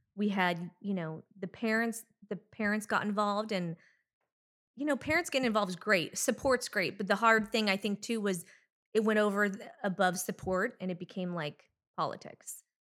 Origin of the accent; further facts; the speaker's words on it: Anaheim, California, United States; Well, I grew up in Orange County, California, in Anaheim Hills.